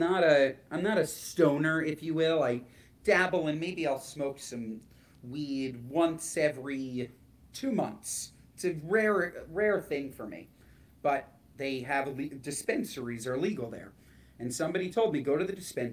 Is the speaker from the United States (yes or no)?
yes; United States; I'm from the United States